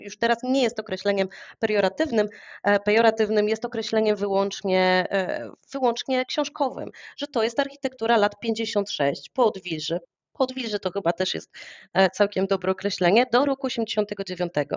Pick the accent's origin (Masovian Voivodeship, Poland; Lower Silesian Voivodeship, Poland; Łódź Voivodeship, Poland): Masovian Voivodeship, Poland; Warsaw; ja jestem warszawianką, już pokolenie do tyłu, moi rodzice już się wychowywali w Warszawie, więc e, ja wyrosłam w tym miejscu